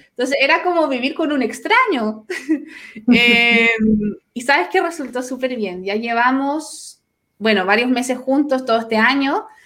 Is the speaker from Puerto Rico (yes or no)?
no; Santiago, Santiago Metropolitan Region, Chile; moved away as an adult; now in Concepción, Chile; soy de Santiago